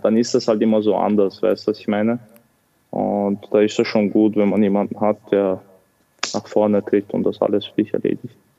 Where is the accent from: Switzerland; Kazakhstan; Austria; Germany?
Austria; Vienna; also born or lived in Grozny, Chechnya, Russia / England / Los Angeles, United States; Ich bin 1997 in Tschetschenien geboren. Zu der Zeit war der Krieg aktiv. Ähm, 2003 sind wir äh, nach Österreich geflüchtet